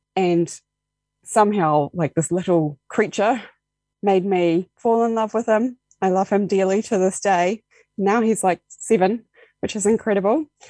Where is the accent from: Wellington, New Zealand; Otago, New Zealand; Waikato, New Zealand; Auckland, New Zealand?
Otago, New Zealand; Dunedin; moved away as an adult; now in Invercargill, New Zealand; I moved originally from Dunedin. That's where I grew up.